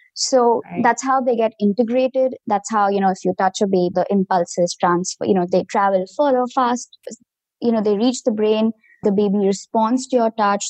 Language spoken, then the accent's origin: English; India; moved away as an adult; now in United States; I come from India originally